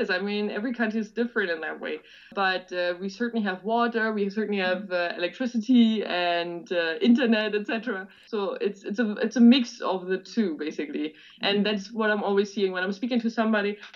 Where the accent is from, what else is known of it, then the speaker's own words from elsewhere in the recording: Germany; the taxi driver asked me where I'm from, so I'm saying, yeah, I'm from Germany.